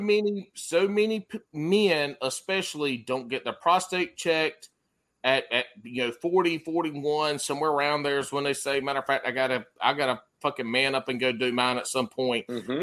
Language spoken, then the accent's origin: English; the Carolinas, United States; I'm from the Carolinas